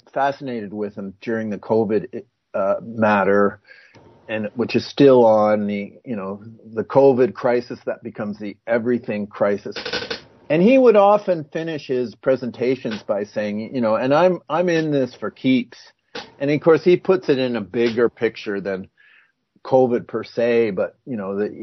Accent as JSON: {"language": "English", "country": "Canada", "said": "I'm a Canadian"}